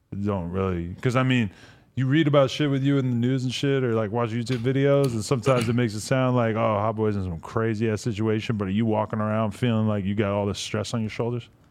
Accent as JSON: {"language": "English", "region": "New Hampshire", "country": "United States", "tie": "born or raised there", "said": "I grew up, up in New Hampshire"}